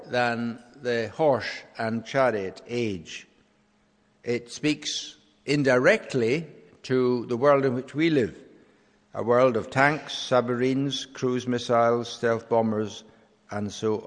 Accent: Scotland, United Kingdom; as a Scottish nation, we will face a referendum on independence

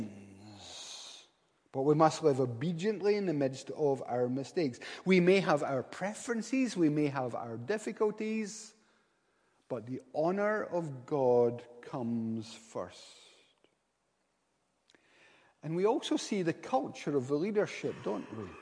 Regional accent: Paisley, Scotland, United Kingdom; moved away; also born or lived in Inverness; I come from Paisley. We don't have many concierges where I come from.

